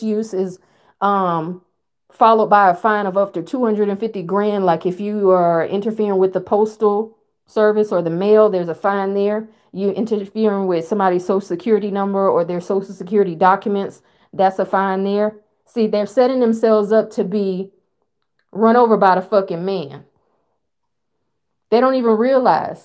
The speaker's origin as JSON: {"language": "English", "country": "United States", "said": "I'm an American"}